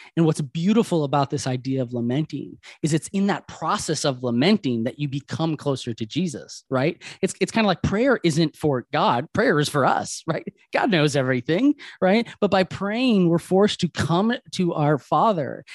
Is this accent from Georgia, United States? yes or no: no; Wisconsin, United States; moved away; I'm originally from Wisconsin, right? So Tommy Thompson was my governor for so many years.